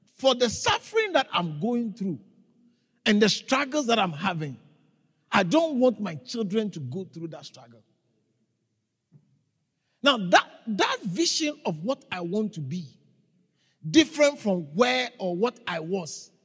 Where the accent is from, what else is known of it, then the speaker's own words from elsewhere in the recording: Ghana; moved away as an adult; now in South Africa; I was raised in Ghana. And I lived there for a long time until 1997